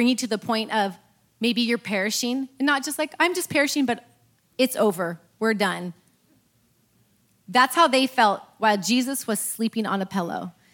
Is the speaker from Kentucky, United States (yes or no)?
no; Eureka, California, United States; moved away; I'm from Eureka